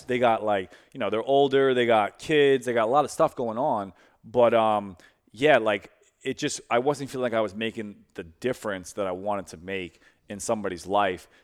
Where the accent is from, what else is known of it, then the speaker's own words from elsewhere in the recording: New York City, New York, United States; now in St. Louis, United States; I'm from Brooklyn. My family moved to, to St. Louis and then moved back two years ago.